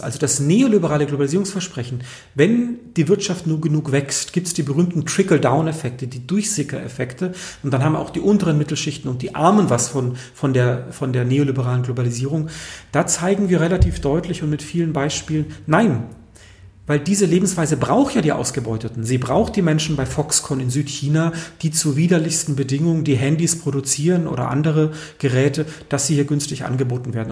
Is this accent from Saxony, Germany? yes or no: no; Konstanz, Baden-Württemberg, Germany; also born or lived in Frankfurt am Main / Währing, Vienna; now in Vienna, Austria; ich bin auf der Insel Mainau aufgewachsen, im Bodensee